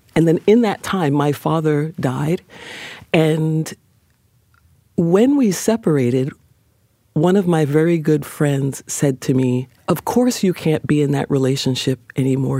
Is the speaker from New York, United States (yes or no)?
yes; New York, United States; I grew up on 146th Street between uh, Lenox